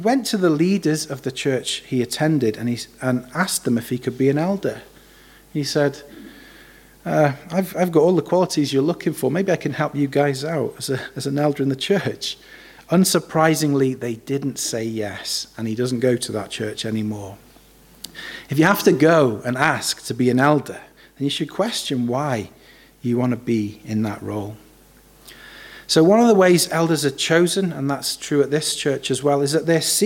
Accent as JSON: {"language": "English", "region": "Wales", "country": "United Kingdom", "said": "As a Welshman, I'm used to sheep. We've got a lot of them in Wales"}